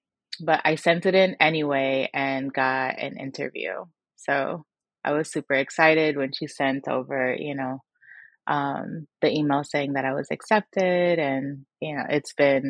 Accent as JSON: {"language": "English", "town": "Miami", "region": "Florida", "country": "United States", "tie": "born or raised there", "said": "I'm from Miami, Florida, born and raised."}